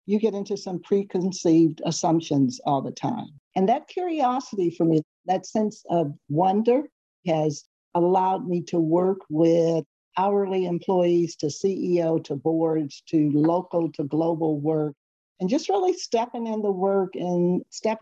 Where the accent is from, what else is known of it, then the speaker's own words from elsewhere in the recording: Seaside, California, United States; I grew up on the Monterey Peninsula on a small town called Seaside, California